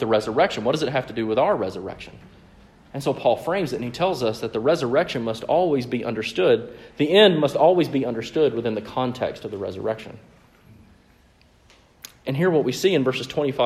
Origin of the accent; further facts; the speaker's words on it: Mississippi, United States; my years of growing up in the Bible Belt in the very deep South, right? So in Mississippi.